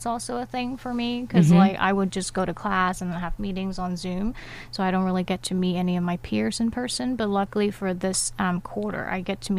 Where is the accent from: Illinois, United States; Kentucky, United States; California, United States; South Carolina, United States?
California, United States; Sacramento; moved away as an adult; now in Irvine, United States; I'm from Sacramento.